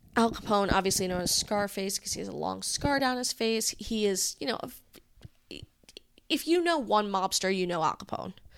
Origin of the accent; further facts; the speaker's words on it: Rhode Island, United States; Rhode Island is a mafia-style town